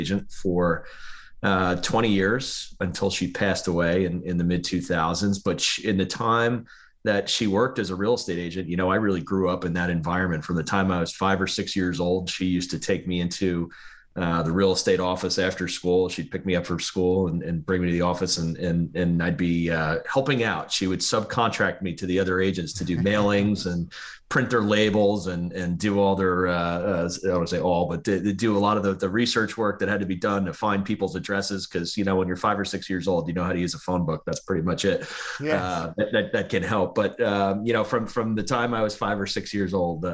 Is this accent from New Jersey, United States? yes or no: yes; New Jersey, United States; I'm from New Jersey